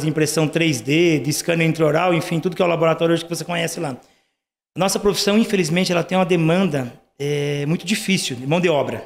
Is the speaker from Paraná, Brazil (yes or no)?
yes; Nova Cantu, Paraná, Brazil; now in Curitiba, Brazil; Eu sou do interior do Paraná